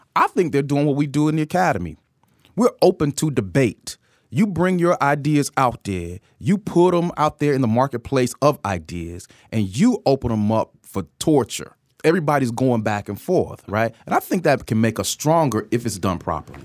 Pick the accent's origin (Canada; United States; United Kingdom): United States; Atlanta, Georgia; You know, Georgia's my home state. I'm an Atlanta native